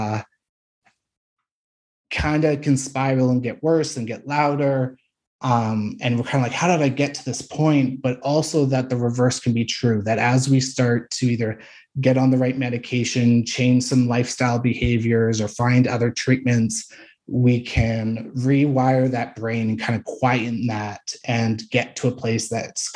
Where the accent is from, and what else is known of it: Saskatchewan, Canada; born or raised there